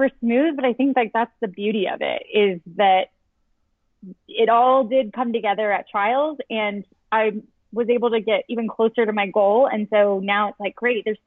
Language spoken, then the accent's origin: English; Colorado, United States; moved away; also born or lived in Chicago; we are both from Colorado. So we both moved back that same year